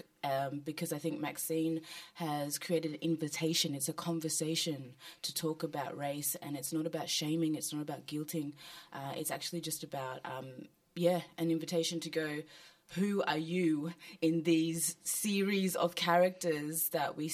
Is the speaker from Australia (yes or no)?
yes; Australia; a black woman who also grew up in Australia